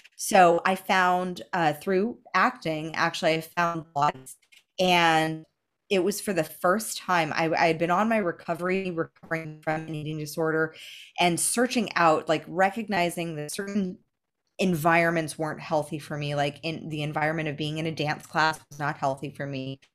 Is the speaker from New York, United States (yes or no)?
no; Los Angeles, California, United States; the only model that I had growing up in Los Angeles